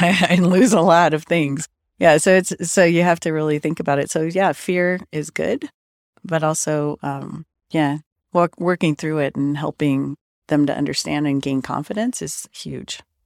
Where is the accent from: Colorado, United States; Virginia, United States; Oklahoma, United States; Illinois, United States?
Colorado, United States; Denver; I grew up kind of in South Denver.